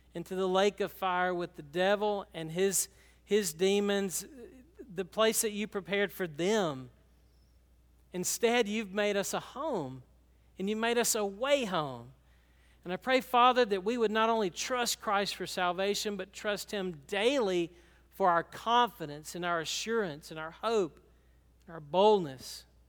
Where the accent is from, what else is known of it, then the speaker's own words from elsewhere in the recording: Franklin, Georgia, United States; We were from Franklin